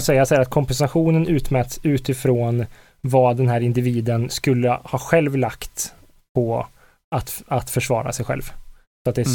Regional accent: Karlstad, Värmland, Sweden; jag kommer från Karlstad

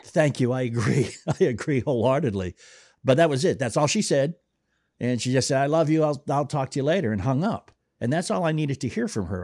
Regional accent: Boston, Massachusetts, United States; I grew up in Boston too

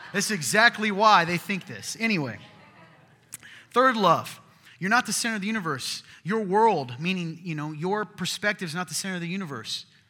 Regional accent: the South, United States; I'm from the South

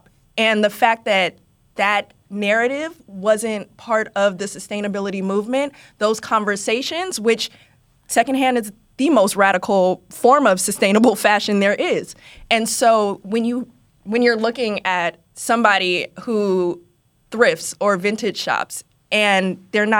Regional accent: Oakland, California, United States; now in New York, United States; I'm from Oakland

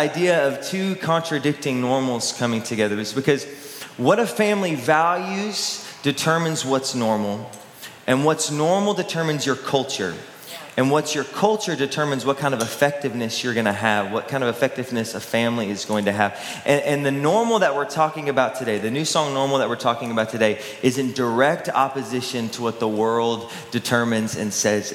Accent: Texas, United States; I grew up in Texas

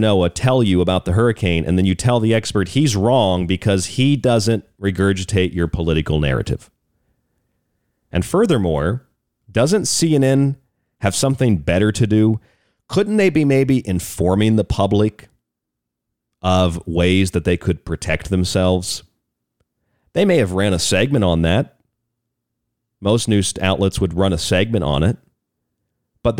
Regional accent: St. Petersburg, Florida, United States; I grew up in St. Petersburg, Florida, which is just on the other side of the bay from Tampa

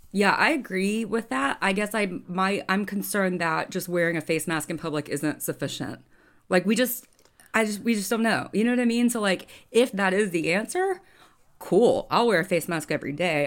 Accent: Birmingham, Alabama, United States; also born or lived in Auburn, Alabama; I grew up in Bur-, in Birmingham, which is two hours away from Atlanta

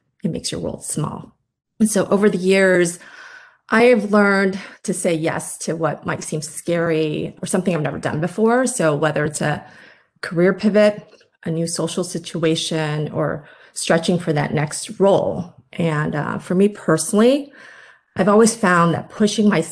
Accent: Midwest, United States; also born or lived in Indiana / Michigan; My family immigrated to the States when I was 7, and I grew up in the Midwest, both in Indiana and Michigan

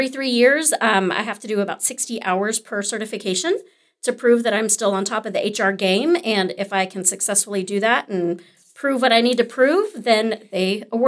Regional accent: Arlington, Texas, United States; also born or lived in Grand Prairie; I'm actually local. So I was born and raised in Arlington and Grand Prairie, so didn't stray too fa

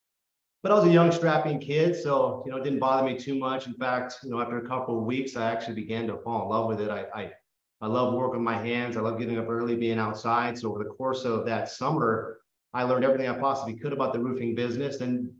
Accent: Oakland, California, United States; I grew up in the Bay Area, Oakland, California, San Jose, Vallejo area.

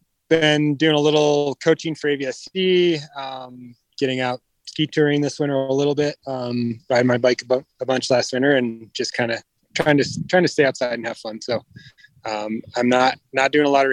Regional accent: Aspen, Colorado, United States; I'm from Aspen, Colorado.

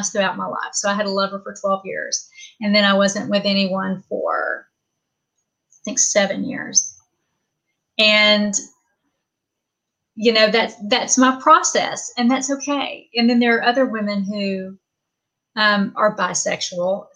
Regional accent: the South, United States; I'm from the South and I was raised Pentecostal in a Church of God

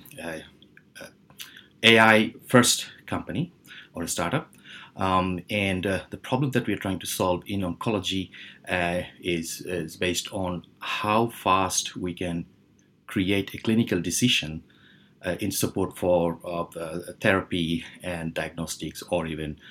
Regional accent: Bangladesh; moved away as an adult; also born or lived in United Kingdom / Helsinki, Finland; I was born in Bangladesh and then moved to UK when I was like 20

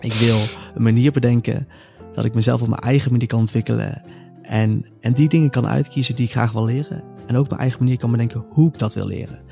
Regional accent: North Brabant, Netherlands; moved away as an adult; also born or lived in Amsterdam; kwam ik weer thuis in Brabant, in het kleine dorpje waar ik vandaan kwam

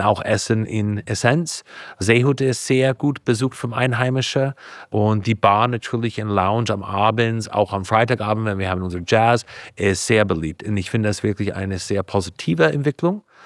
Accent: Napa, California, United States; German is a second language; moved away as an adult; now in Bavaria, Germany; Ich bin geboren in Kalifornien, in einem kleinen Ort heißt Napa

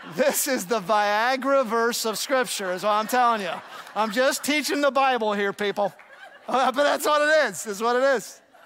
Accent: Ohio, United States; I grew up in Ohio

